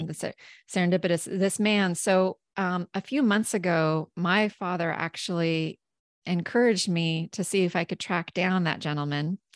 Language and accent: English; southeastern Washington State, United States; I grew up in southeastern Washington State